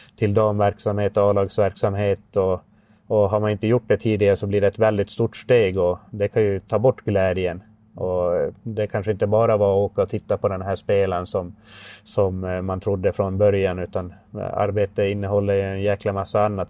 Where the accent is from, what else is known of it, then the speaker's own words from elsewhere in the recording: Haparanda, Norrbotten County, Sweden; also born or lived in Oskarshamn; när jag kom hem från Oskarshamn till Haparanda